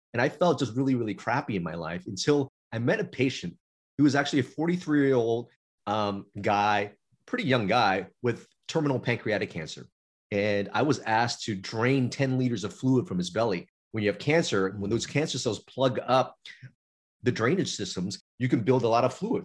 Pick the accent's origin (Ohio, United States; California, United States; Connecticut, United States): California, United States; Los Angeles; We were in Chinatown, LA, when I first moved here, which was a, a, a city and region of immigrants. But I got bused to uh, more affluent area for school